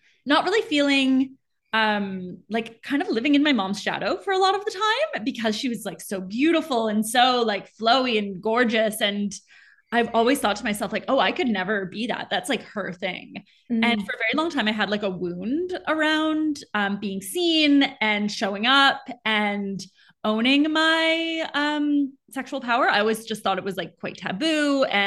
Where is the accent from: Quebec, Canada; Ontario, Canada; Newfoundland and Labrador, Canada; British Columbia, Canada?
Quebec, Canada; Montreal; also born or lived in Southern Africa / Peru; now in Vancouver, Canada; I grew up in Montreal. That's where I'm originally from. I live in Vancouver now, but I was born and raised in Montreal.